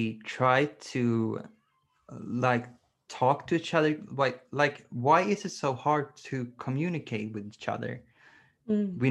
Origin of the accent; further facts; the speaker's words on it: Sweden; English is a second language; I'm from Sweden, so I speak English